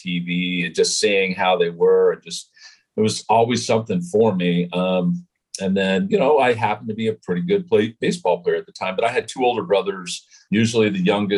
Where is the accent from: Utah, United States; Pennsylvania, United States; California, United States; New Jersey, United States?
Utah, United States; I was growing up in Utah, not a whole big hotbed for baseball